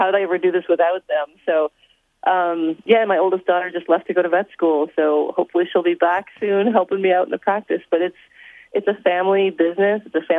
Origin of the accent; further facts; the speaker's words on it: Indiana, United States; moved away as an adult; also born or lived in Michigan / Yukon; No, I'm from Indiana. I'm a Hoosier.